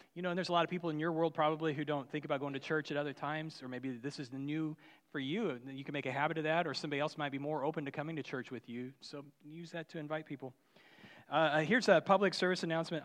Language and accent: English; Union, Missouri, United States; I grew up in Union, Missouri